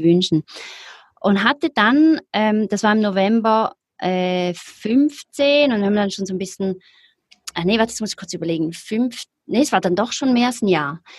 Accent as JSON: {"language": "German", "region": "Zurich", "country": "Switzerland", "said": "ich komme aus Zürich, aus der Schweiz, wie man wahrscheinlich hört, ähm, lebe auch immer noch"}